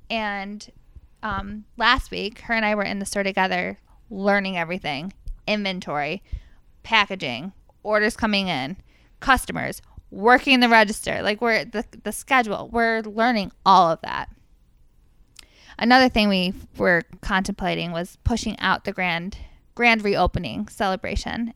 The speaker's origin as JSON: {"language": "English", "town": "Fairport", "region": "New York", "country": "United States", "tie": "born or raised there", "also_born_or_lived": "Rochester, New York", "said": "I grew up in Fairport"}